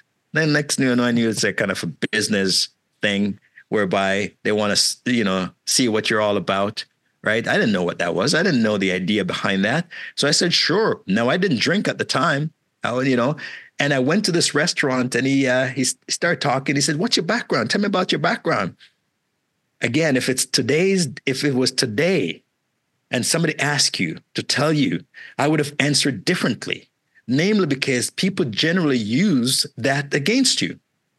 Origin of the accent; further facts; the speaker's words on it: Malvern, Ontario, Canada; I didn't even know what Bay Street was because I grew up in Malvern. Malvern is where I spent that. I came at 16 until this point.